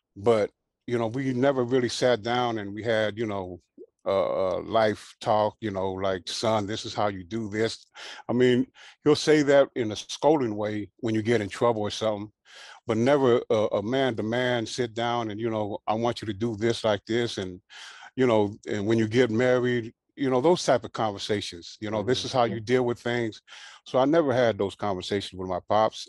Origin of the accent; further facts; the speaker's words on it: Carson, California, United States; also born or lived in Hawaii; my mom and dad ended up getting a house in Carson. And so that's where I grew up at.